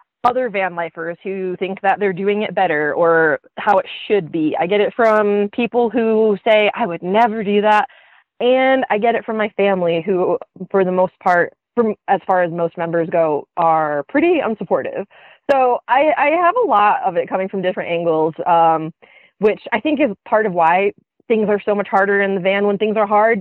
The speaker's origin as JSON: {"language": "English", "area": "a suburb of Detroit", "region": "Michigan", "country": "United States", "moved": "yes", "said": "I'm from a suburb"}